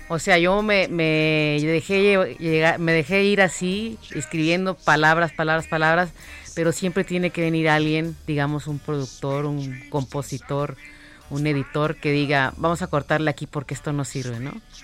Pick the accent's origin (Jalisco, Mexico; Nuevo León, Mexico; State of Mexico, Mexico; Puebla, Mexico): Nuevo León, Mexico; Monterrey; Yo de, la, de la ciudad que ya no se quiere hablar en este momento, de Monterrey. Monterrey y sus problemas de agua, de ahí soy.